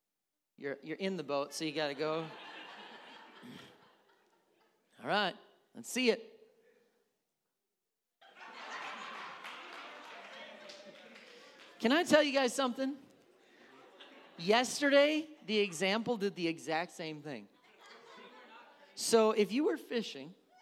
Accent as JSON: {"language": "English", "region": "Wisconsin", "country": "United States", "said": "I'm from Wisconsin"}